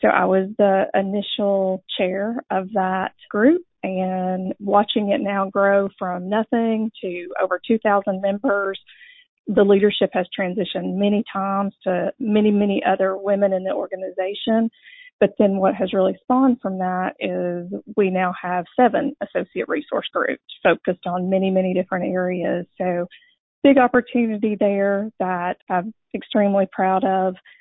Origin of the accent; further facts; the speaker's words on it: Dalton, Georgia, United States; I grew up in Dalton